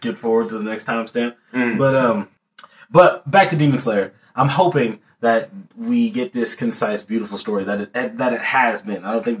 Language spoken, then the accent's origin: English; East Texas, United States; moved away; I'm from East Texas, and that's about as far east before now, like I'm on the East Coast. Like, that I've ever been.